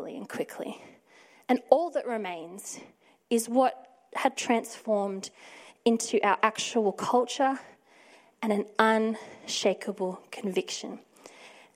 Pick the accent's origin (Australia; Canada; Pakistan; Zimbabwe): Australia; Victoria; now in Sydney, Australia; I'm originally from Victoria